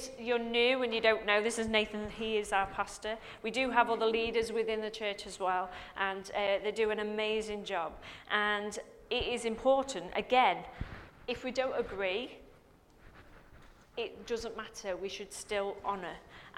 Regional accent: England, United Kingdom; we're English

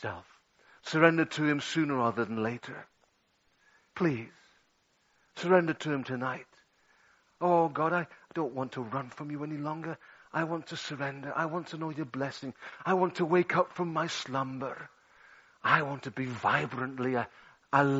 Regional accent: Liverpool, North West England, United Kingdom; 13 years of age in my hometown of Liverpool.

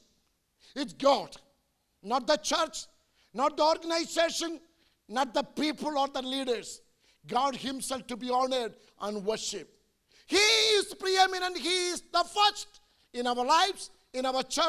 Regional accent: India; I'm an Indian preacher.

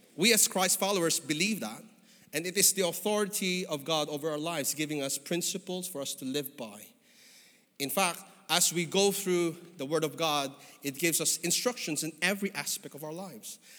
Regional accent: Philippines; moved away as an adult; now in United Kingdom; I came from the Philippines, as you could probably figure out from my skin and my accent

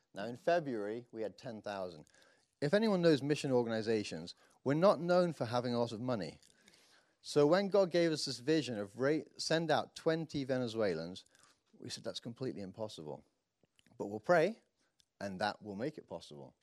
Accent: United Kingdom; me being the Brit

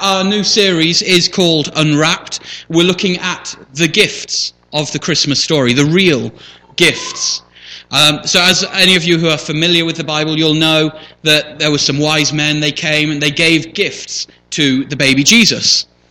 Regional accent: Shipston-on-Stour, West Midlands, United Kingdom; also born or lived in Leamington Spa; born right here in Royal Leamington Spa, grew up on a farm outside on the far side of Ships Stour.

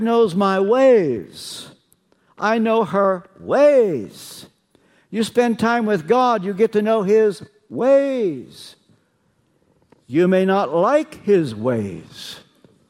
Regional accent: Kentucky, United States; I'm from Kentucky

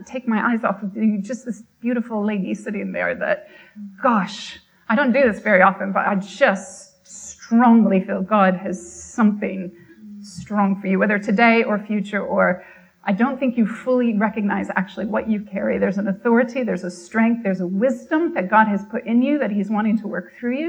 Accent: Michigan, United States; moved away as an adult; now in United Kingdom; I always grew up in Michigan, lived in Michigan until my mid-30s

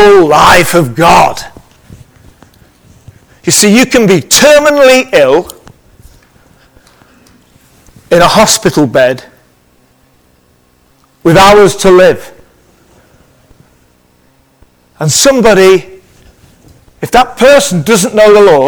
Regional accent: Liverpool, North West England, United Kingdom; I'm from Liverpool

